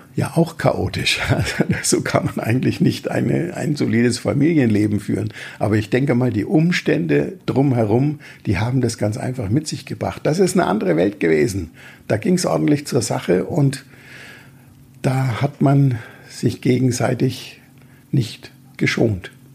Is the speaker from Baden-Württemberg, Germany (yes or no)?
no; Franconia, Bavaria, Germany; wie man als Franke sagt